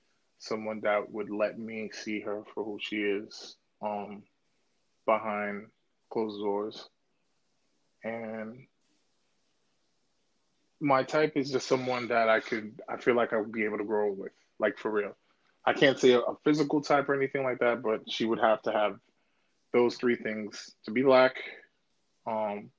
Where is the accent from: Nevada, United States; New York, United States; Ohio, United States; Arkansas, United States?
New York, United States; I'm from New York.